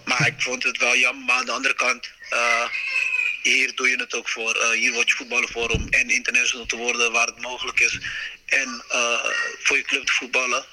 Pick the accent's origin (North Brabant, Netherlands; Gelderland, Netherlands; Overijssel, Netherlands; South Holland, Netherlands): South Holland, Netherlands; Rotterdam; ik kom natuurlijk uit Rotterdam